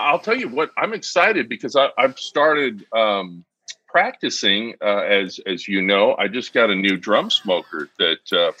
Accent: California, United States; I'm from California. I used to cook tri-tips all the time.

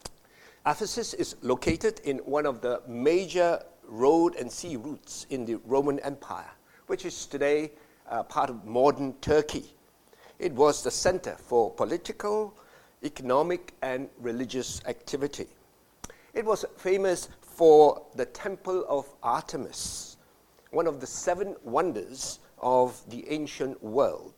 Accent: Malaysia; As a boy growing up in Malaysia

